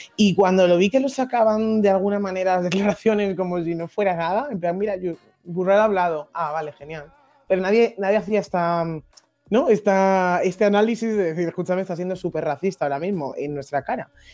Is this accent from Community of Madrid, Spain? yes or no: yes; Madrid, Community of Madrid, Spain; accent: Madrid; Yo que soy de Madrid de toda la vida